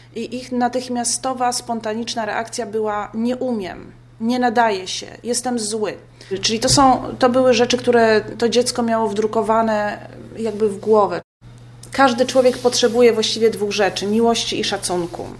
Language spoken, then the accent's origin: Polish; Poland; ja jestem z Polski